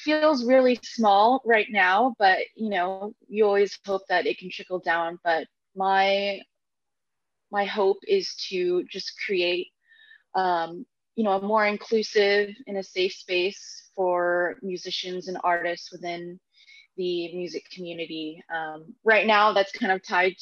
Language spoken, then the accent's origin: English; Katy, Texas, United States; I grew up in Houston, in a suburb of Houston called Katy